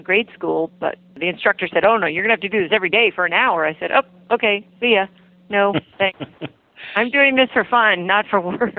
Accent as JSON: {"language": "English", "area": "Loudoun County", "region": "Virginia", "country": "United States", "tie": "born or raised there", "also_born_or_lived": "Key West, Florida", "said": "my hometown or my home county, which is Loudoun County, Virginia"}